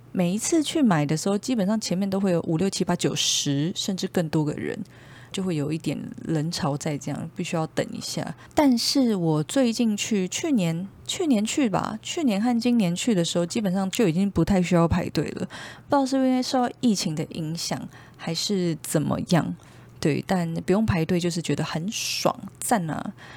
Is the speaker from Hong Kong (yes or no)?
no; Taiwan; 我们台湾人